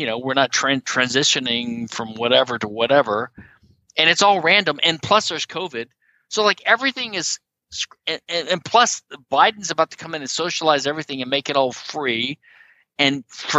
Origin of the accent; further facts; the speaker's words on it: the South, United States; Sorry, we made it on our own. We're from the South. We made it on our own.